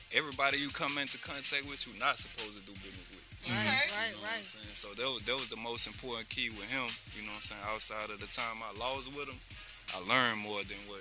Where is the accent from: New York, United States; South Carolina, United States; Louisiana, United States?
Louisiana, United States; Baton Rouge; you know, I'm from Baton Rouge.